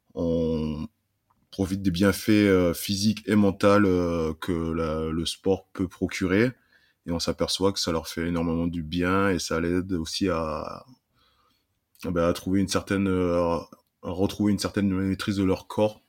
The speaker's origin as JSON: {"language": "French", "town": "Saint-Jean-de-Cuculles", "region": "Occitania", "country": "France", "tie": "born or raised there", "also_born_or_lived": "Burkina Faso", "said": "Je suis arrivé en France à l'âge de 3 ans dans un petit village au nord de Montpellier qui s'appelle Saint-Jean de Cucul. Euh, j'ai grandi euh, là-bas"}